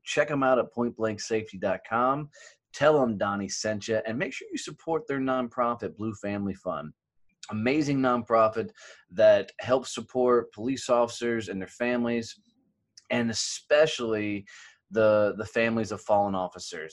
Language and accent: English; Texas, United States; I'm like the country boy from Texas